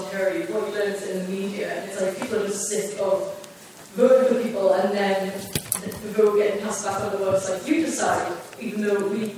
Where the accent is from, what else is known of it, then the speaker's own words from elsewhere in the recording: Newcastle upon Tyne, North East England, United Kingdom; from Newcastle